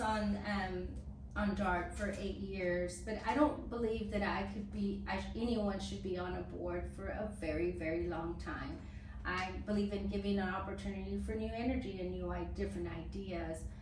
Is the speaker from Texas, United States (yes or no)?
yes; Dallas, Texas, United States; growing up in West Dallas in an 800 square feet home, nine people, um, and one bathroom